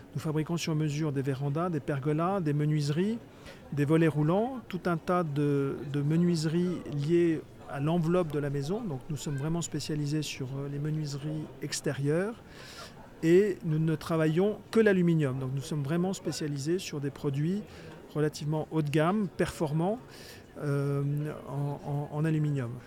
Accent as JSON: {"language": "French", "area": "Touraine", "region": "Centre-Val de Loire", "country": "France", "also_born_or_lived": "Paris", "moved": "as an adult", "said": "J'avais le projet de, m'installer dans dans ma région d'origine, qui, est la Touraine"}